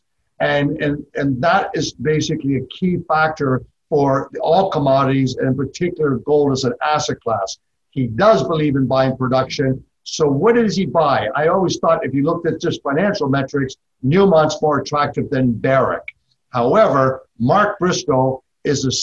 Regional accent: Toronto, Ontario, Canada; moved away as an adult; now in Texas, United States; Growing up in Canada, in Toronto in particular

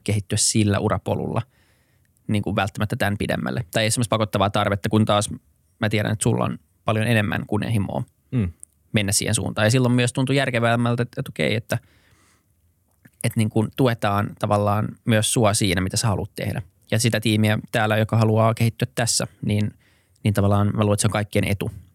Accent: Helsinki, Uusimaa, Finland; born or raised there; also born or lived in Berkeley, United States / New York, United States

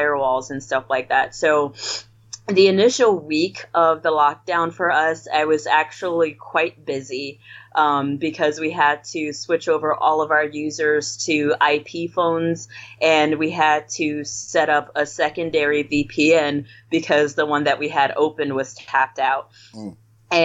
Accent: Illinois, United States; also born or lived in Louisiana; Originally I'm from Illinois

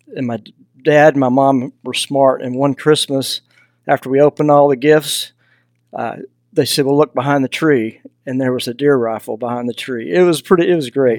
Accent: Texas, United States; accent: Southern; now in Idaho, United States; I grew up in Texas, you know, so I'm a long way from, from home. So if you hear a little bit of a Southern accent, that's because I'm from the South

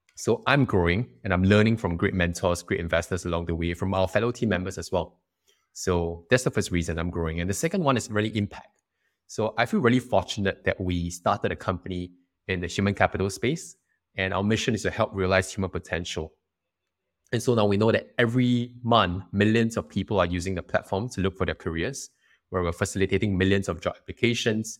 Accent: Singapore

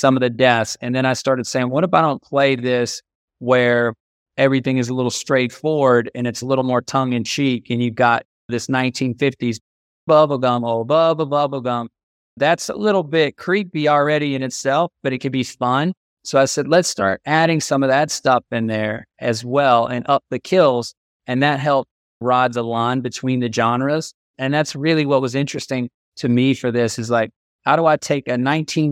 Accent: Georgetown, South Carolina, United States; I'm from Georgetown, South Carolina, which is a small town about 60 miles above Charleston and 30 miles below Myrtle Beach.

